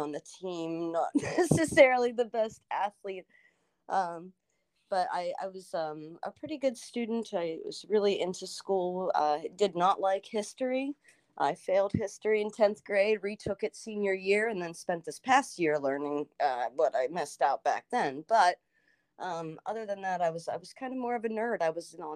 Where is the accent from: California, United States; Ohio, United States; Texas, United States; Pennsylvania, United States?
Pennsylvania, United States; Washington; moved away as an adult; I got out of that small town in Washington, Pennsylvania